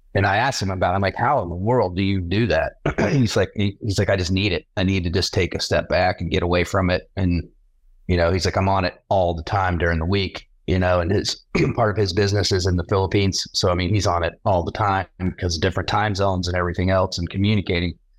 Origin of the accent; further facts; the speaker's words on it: Jacksonville, Florida, United States; I was born in Jacksonville, North Carolina, raised in Jacksonville, Florida